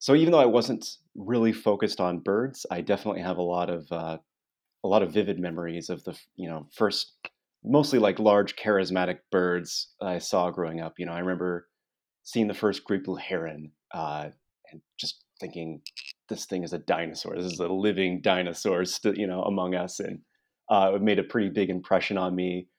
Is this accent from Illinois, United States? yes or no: yes; Springfield, Illinois, United States; Yeah, well, I grew up in Springfield, Illinois, and as long as I can remember, I was a kid that was always interested in natural history